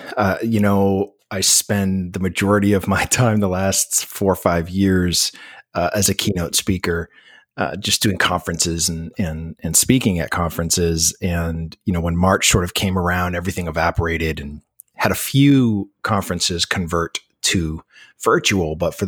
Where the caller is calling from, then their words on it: Cocoa Beach, Florida, United States; I'm calling you from Cocoa Beach, Florida, which is on the Atlantic side, about 45 minutes southeast of Orlando.